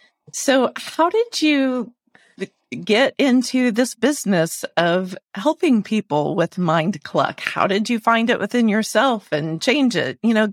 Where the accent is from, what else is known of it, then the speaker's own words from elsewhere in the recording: outside of Springfield, Central Illinois, United States; well, I'm from Central Illinois outside of Springfield.